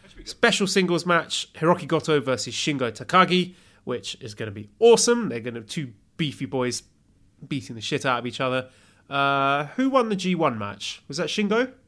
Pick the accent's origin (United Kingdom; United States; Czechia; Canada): United Kingdom; I'm British.